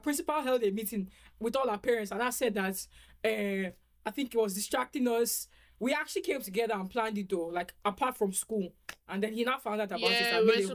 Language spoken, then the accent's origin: English; Nigeria; also born or lived in United States; I lost my accents because I moved from America to Nigeria. Sorry, I moved from America to Nigeria, like in primary school, like primary 4, primary 5.